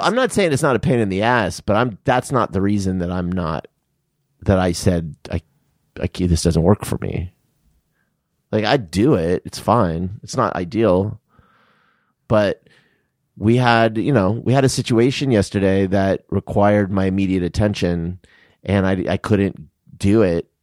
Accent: Tucson, Arizona, United States; now in California, United States; I'm from Tucson

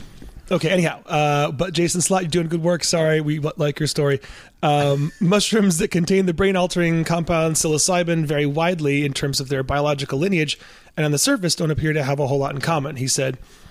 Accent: Ann Arbor, Michigan, United States; because I'm from Ann Arbor in Michigan

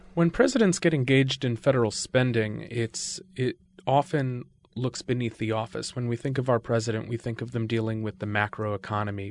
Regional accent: Connecticut, United States; I grew up in Connecticut.

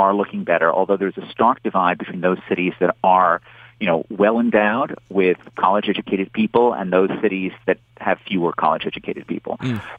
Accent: New York City, New York, United States; now in Boston, United States; I grew up in Manhattan. I grew up in the a heart of a New York City that was going through terrifically tough time during the 1970s. And then in the 1980s, I got to watch something of this, urban resurgence.

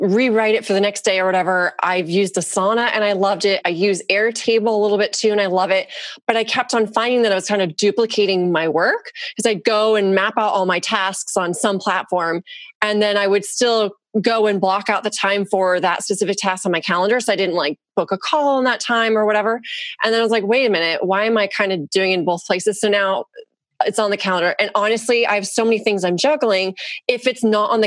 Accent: Orange County, California, United States; I grew up in Orange County, California

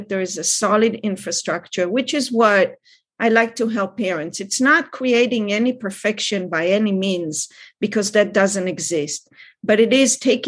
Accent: Israel; now in California, United States; I grew up in Israel.

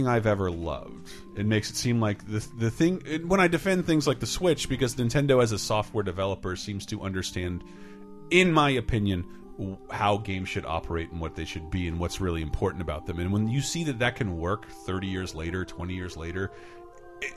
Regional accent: Tallahassee, Florida, United States; moved away; we're flying into my hometown. I'm looking over all my old buildings and seeing my friends' houses.

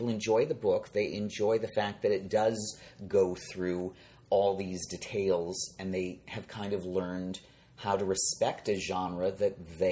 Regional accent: Chicago, Illinois, United States; also born or lived in Nantucket; I grew up in Chicago, a city with good public transportation

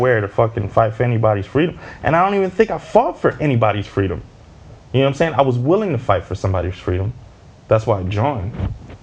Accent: Midwest, United States; I grew up in the Midwest and I'm black

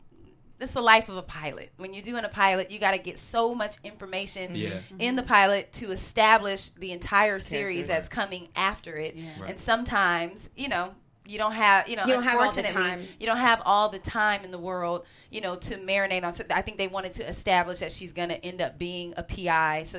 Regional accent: Northern California, United States; I'm from Northern California as well, and there is a very high Asian population in Northern California

